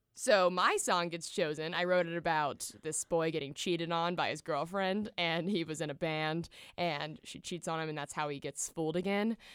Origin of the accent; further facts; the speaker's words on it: Nashville, Tennessee, United States; growing up in Nashville, we went to the Country Music Hall of Fame for a field trip